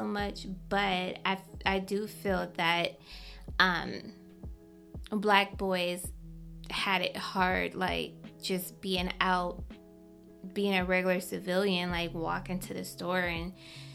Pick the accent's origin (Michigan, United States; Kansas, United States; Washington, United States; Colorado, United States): Michigan, United States; Detroit; I remember when we moved out to the suburbs from Detroit. Like, I remember going to high school